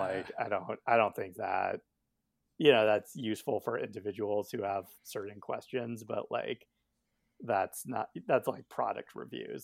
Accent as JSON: {"language": "English", "town": "Albuquerque", "region": "New Mexico", "country": "United States", "tie": "born or raised there", "also_born_or_lived": "Northeast United States", "moved": "yes", "lives_now": "Northeast, United States", "said": "I grew up in Albuquerque and have been living in the Northeast for the past, I don't know, ten years"}